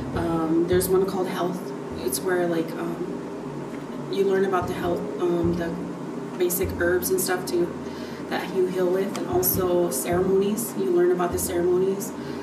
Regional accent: Black Pipe, South Dakota, United States; I am basically from a small community in Black Pipe. I'm originally from South Dakota, born and raised.

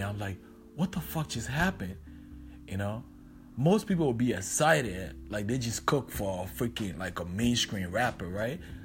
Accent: Liberia; moved away; I was from Liberia

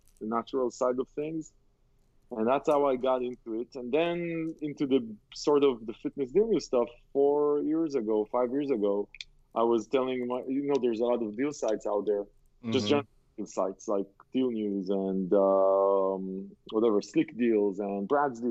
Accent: Israel; I grew up in Israel

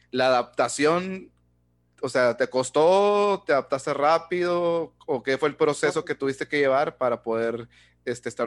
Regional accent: Mexico; pues nosotros como mexicanos en cuestión de prensa, nosotros queremos que vayan y titular.

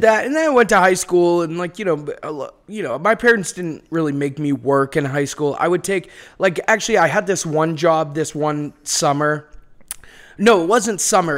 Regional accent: Beverly, Massachusetts, United States; accent: Boston; moved away as an adult; now in Los Angeles, United States; I'm from Beverly, which is like, uh, Manchester by the Sea

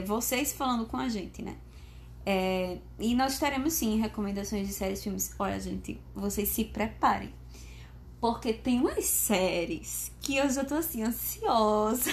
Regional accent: Maceió, Alagoas, Brazil; sou natural de Maceió, Alagoas, formada em fisioterapia

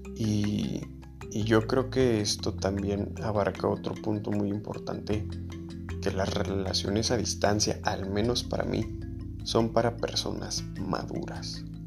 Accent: León, Guanajuato, Mexico; yo soy de León, Guanajuato, México y de, aquí de León

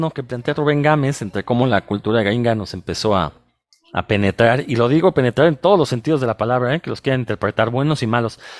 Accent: Mexico; somos mexicanos, hablamos español

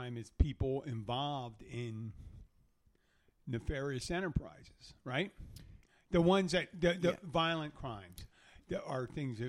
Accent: Philadelphia, Pennsylvania, United States; When I was growing up in Philadelphia, there was a family, guys, and they are Irish Catholic. I'm Irish Catholic

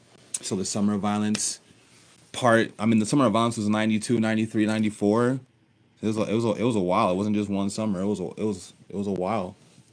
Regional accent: Littleton, Colorado, United States; also born or lived in Nebraska / Texas / Oklahoma; I was born in Nebraska, but I grew up in Littleton. I went to Bear Creek High School.

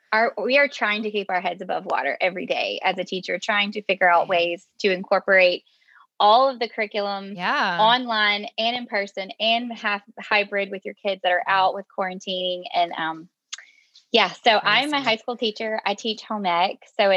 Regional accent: Louisiana, United States; wrote the introduction and the conclusion of the book all in the aftermath of Hurricane Laura that hit my hometown.

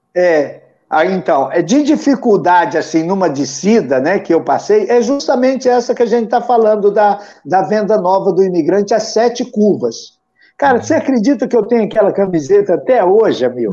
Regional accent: interior of Paraná, Brazil; moved away; eu sou do interior do Paraná

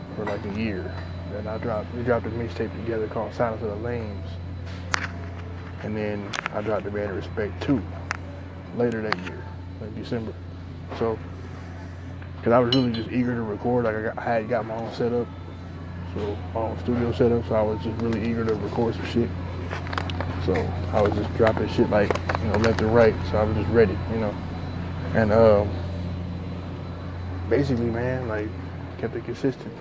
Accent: Texas, United States; I'm an MC from Texas

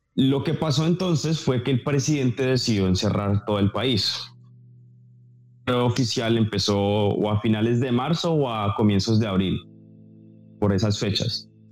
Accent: Bogotá, Colombia; yo obviamente soy colombiano, nací en Bogotá

